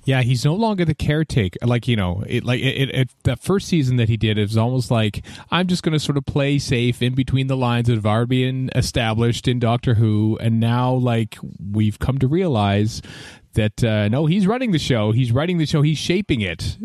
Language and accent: English; Canada; I'm Canadian